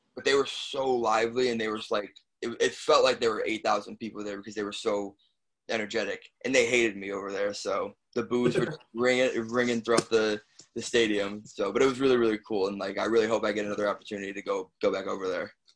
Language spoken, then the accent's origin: English; Chicago, Illinois, United States; born or raised there; moved away; also born or lived in New Jersey